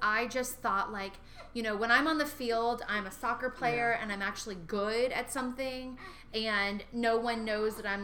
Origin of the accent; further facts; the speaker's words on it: Sierra Vista, Arizona, United States; moved away; also born or lived in Fort Hood, Texas; my hometown of Sierra Vista